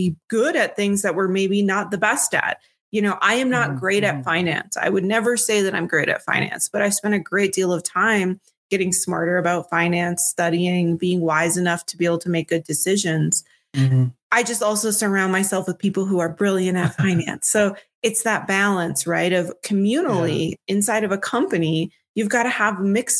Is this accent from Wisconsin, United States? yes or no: no; Minnesota, United States; I'm from Minnesota